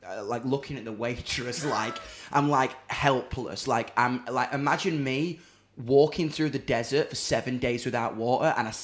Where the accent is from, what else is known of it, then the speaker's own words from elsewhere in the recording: Doncaster, Yorkshire and the Humber, United Kingdom; I'm from Donny